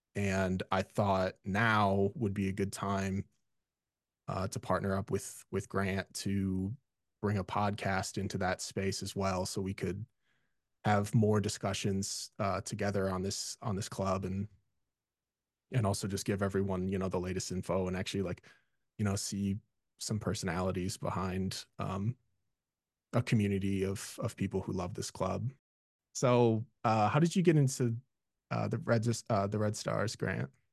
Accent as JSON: {"language": "English", "region": "Illinois", "country": "United States", "tie": "born or raised there", "said": "I grew up, I was born in Illinois. I grew up loving all things Chicago sports"}